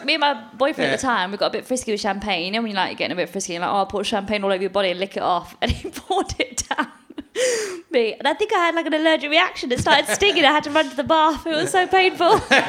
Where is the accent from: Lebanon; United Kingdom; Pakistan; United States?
United Kingdom; England; accent: English; I was born and raised in Britain. I'm British. I've got an English accent. I'm British.